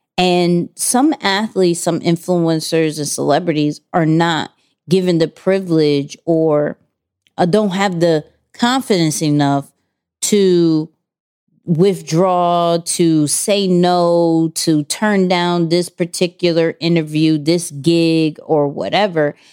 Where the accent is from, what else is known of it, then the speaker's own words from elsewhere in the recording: New York, United States; we're from New York